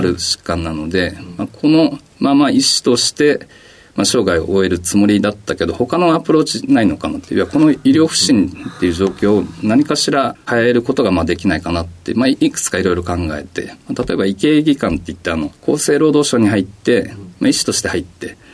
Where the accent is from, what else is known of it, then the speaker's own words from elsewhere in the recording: Sakura, Chiba, Japan; also born or lived in Matsumoto, Nagano; 出身はあの、千葉県の佐倉市になりますね。